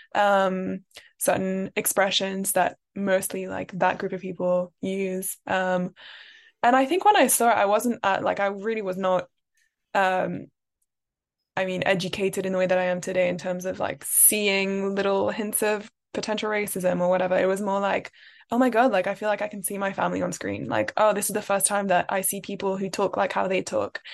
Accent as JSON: {"language": "English", "region": "London", "country": "United Kingdom", "tie": "born or raised there", "said": "I am French, but I grew up in London."}